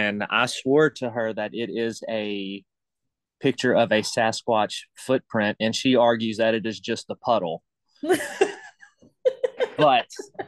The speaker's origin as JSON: {"language": "English", "town": "Baton Rouge", "region": "Louisiana", "country": "United States", "tie": "born or raised there", "said": "I live in South Louisiana, around the Baton Rouge area"}